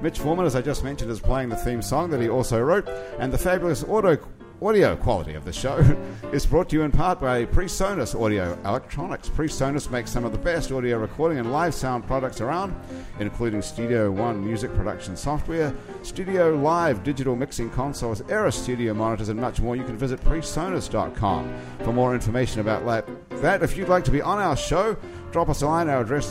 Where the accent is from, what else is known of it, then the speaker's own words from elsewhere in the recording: New Zealand; moved away; I come from New Zealand